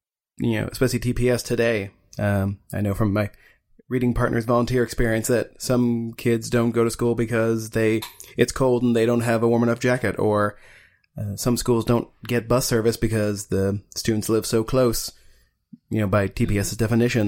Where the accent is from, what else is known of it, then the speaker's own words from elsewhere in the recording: Broken Arrow, Oklahoma, United States; growing up in Broken Arrow